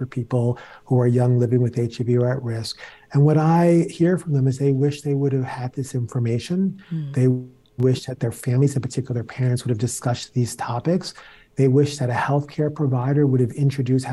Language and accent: English; New York City, New York, United States; I grew up in the South Bronx